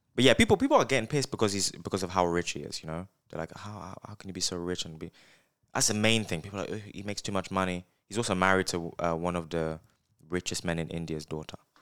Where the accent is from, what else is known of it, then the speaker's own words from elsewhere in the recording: United Kingdom; I'm from, from the U K.